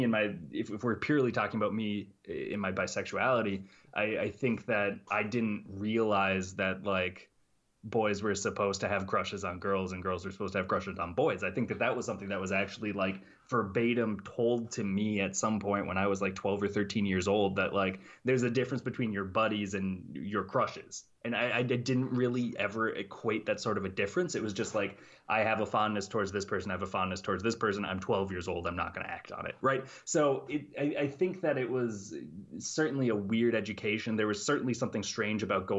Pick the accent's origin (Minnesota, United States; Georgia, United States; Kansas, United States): Minnesota, United States; St. Cloud; I grew up in St. Cloud, Minnesota